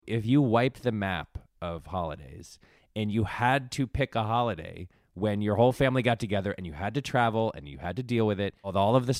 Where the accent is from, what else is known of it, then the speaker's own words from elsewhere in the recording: East Coast, United States; So on the East Coast, I'm from the East Coast.